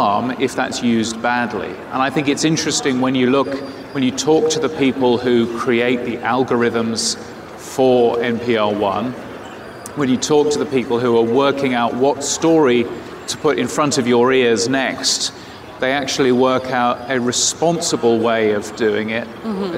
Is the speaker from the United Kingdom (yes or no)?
yes; United Kingdom; I am a Brit